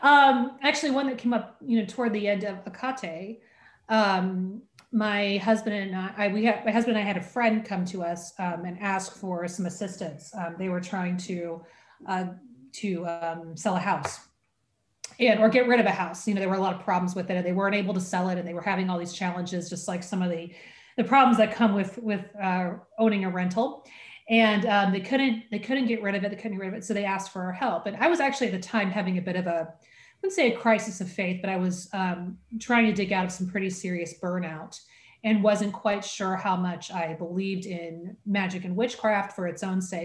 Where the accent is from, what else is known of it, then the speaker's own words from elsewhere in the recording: Oregon, United States; soy de Oregon, which is that I am from Oregon. I am always from Oregon.